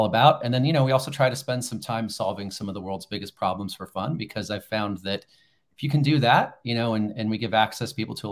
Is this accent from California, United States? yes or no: yes; Los Angeles, California, United States; I'm a native Angeleno, right? I grew up in Los Angeles